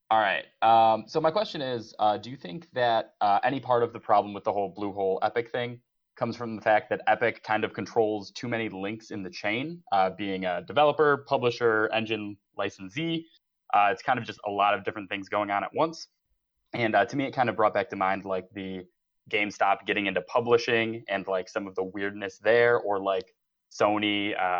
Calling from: Palatine, Illinois, United States; from around Chicago ish, I guess.

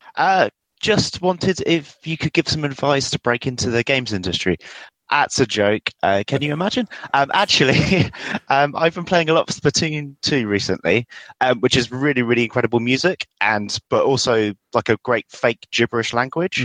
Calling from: Reading, South East England, United Kingdom; calling from Reading, England

